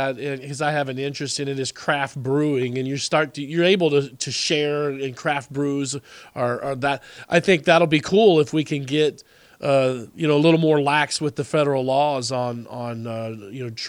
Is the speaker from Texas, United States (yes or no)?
yes; Texas, United States; I'm from Texas